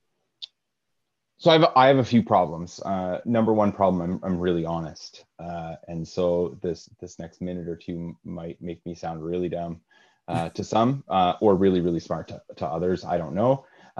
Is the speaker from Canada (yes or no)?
yes; Kingston, Ontario, Canada; I'm from Kingston